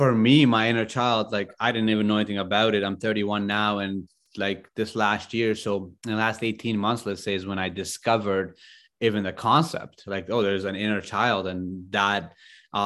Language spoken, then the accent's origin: English; Afghanistan; moved away; I grew up in Afghanistan